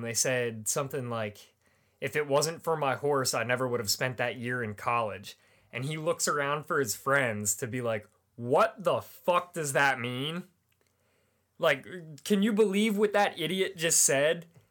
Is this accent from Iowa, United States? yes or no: no; Manheim, Pennsylvania, United States; also born or lived in Pittsburgh, Pennsylvania; I grew up in Mannheim, Pennsylvania